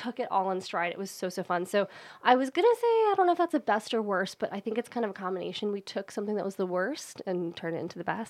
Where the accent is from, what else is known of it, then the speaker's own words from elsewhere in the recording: Baltimore, Maryland, United States; I grew up in Baltimore, we lived on a hill